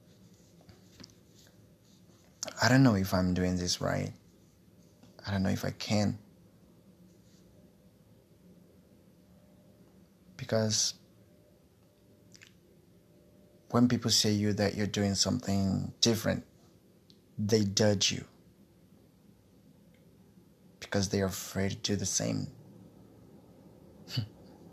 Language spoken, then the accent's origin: English; Brazil; English is a second language; also born or lived in Guarulhos, São Paulo; I'm from Brazil.